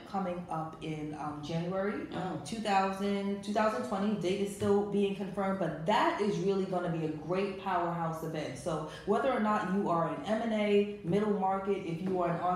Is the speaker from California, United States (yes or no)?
no; New York City, New York, United States; I grew up in the Bronx. I am from the boogie down Bronx, right? I am a New Yorker